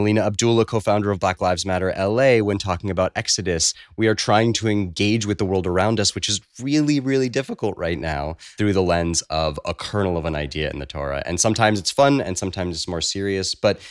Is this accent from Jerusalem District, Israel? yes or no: no; Kibbutz Yahel, Southern District, Israel; born there; moved away; I was born in Israel on a little kibbutz, Kibbutz Yahel, about 45 minutes north of Eilat.